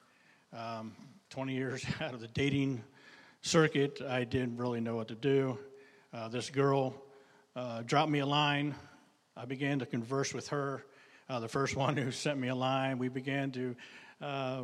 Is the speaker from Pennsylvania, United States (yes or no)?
yes; Pennsylvania, United States; moved away as an adult; now in Maryland, United States; I was from Pennsylvania.